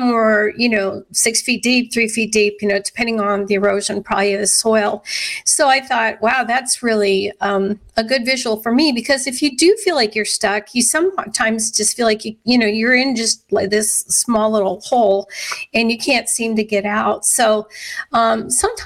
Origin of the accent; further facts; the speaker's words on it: Scottsbluff, Nebraska, United States; I grew up in Western Nebraska in Scotts Bluff